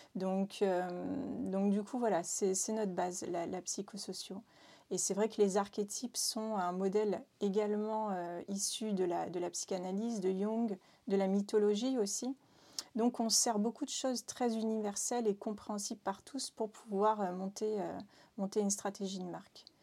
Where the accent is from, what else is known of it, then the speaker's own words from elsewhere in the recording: Réunion; now in Nantes, France; je viens de l'île de la Réunion